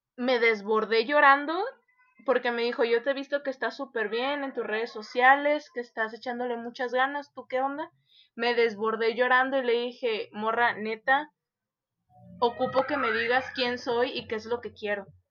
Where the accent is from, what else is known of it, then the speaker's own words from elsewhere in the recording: Tepic, Nayarit, Mexico; de Tepic